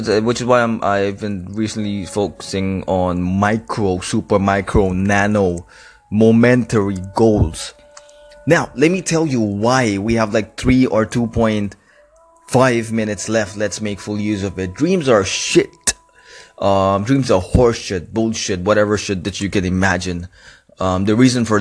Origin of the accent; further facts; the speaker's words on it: Karachi, Sindh, Pakistan; Karachi, which is my hometown.